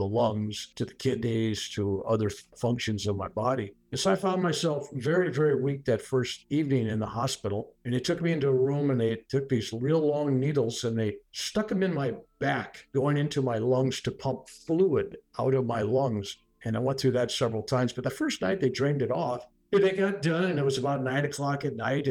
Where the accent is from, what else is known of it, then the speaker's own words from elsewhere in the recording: San Francisco, California, United States; also born or lived in Sunnyvale, California; I was born in San Francisco, California